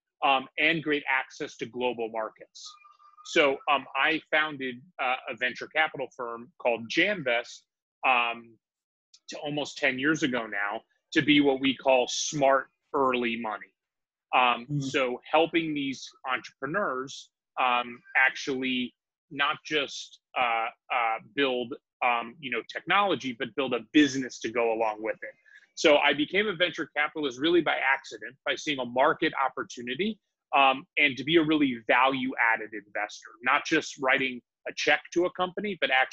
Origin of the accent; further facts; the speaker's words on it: San Francisco, California, United States; moved away as an adult; also born or lived in Washington, D.C.; I'm originally from San Francisco, grew up in San Francisco